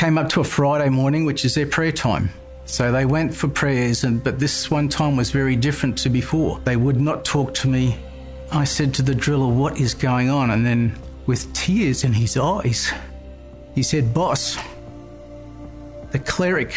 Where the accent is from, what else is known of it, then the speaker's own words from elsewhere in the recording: Toowoomba, Queensland, Australia; also born or lived in Indonesia; I'm from Toowoomba, Queensland, Australia